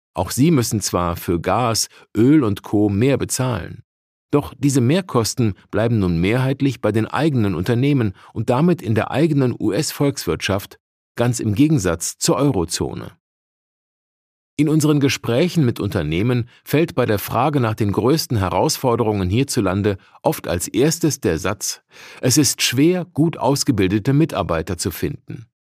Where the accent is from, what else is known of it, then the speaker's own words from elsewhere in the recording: Germany; Bei uns in Deutschland